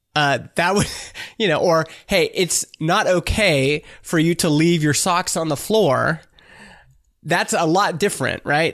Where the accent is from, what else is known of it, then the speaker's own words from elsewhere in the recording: Canada; I'm Canadian